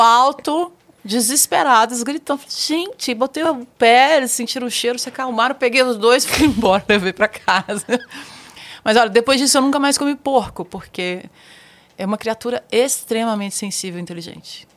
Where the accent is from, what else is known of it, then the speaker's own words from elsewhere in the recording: Mato Grosso, Brazil; moved away; also born or lived in Araguaia River; fui criada no Mato Grosso, nasci no Rio Araguaia